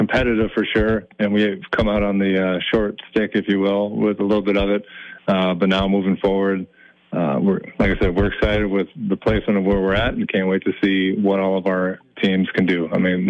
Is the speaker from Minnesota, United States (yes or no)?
yes; Minneapolis, Minnesota, United States; In Southwest Minneapolis. So that was a great experience. I never thought in my life that I would be outside of the metro.